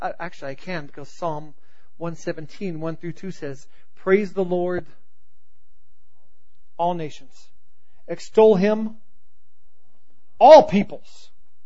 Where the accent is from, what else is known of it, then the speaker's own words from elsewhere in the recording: the South, United States; I grew up in the South, and I grew up in a Christian home